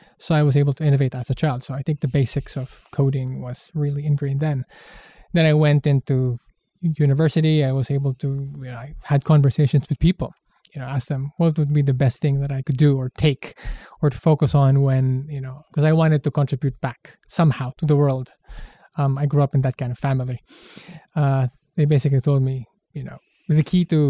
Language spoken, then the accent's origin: English; San Juan, Metro Manila, Philippines; I was born in the Philippines in a place called San Juan, Metro Manila